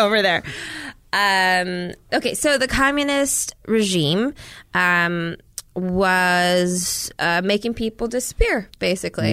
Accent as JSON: {"language": "English", "region": "Minnesota", "country": "United States", "tie": "born or raised there", "also_born_or_lived": "Washington, D.C. / Laos (parents' origin)", "said": "I was born in D C. We pretty quickly ended up in Minnesota."}